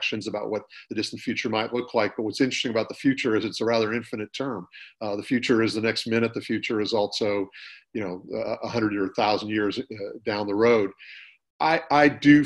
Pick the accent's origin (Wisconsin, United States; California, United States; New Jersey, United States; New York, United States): California, United States; Northern; also born or lived in San Diego; I grew up in Northern California.